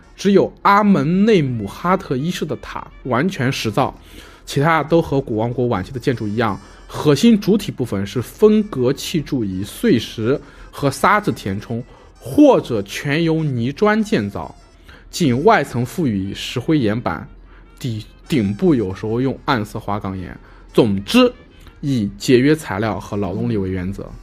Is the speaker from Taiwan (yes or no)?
no; China; 就是我们中国人说的旱